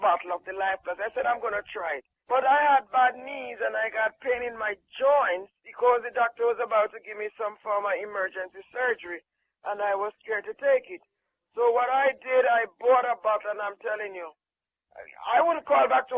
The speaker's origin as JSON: {"language": "English", "country": "Jamaica", "said": "I'm from Jamaica"}